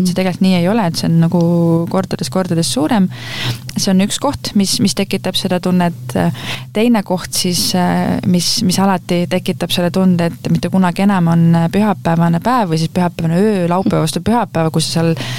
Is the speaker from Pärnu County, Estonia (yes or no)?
no; Rapla, Rapla County, Estonia; ma olen äh, Raplast pärit, ma olen eluaeg Raplas elanud